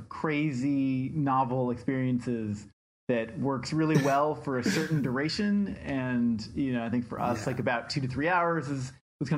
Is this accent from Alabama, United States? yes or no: no; Washington, United States; when I was growing up in Washington State